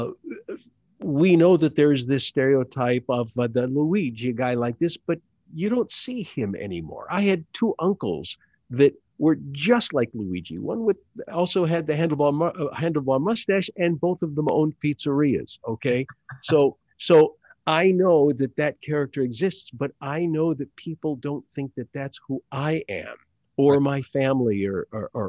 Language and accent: English; Detroit, Michigan, United States; also born or lived in Grand Rapids; I grew up in Detroit